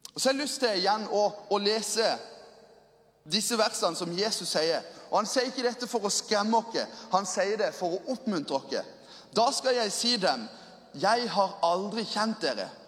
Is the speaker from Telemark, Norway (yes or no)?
no; Lyngdal, Agder, Norway; jeg kommer fra Lyngdal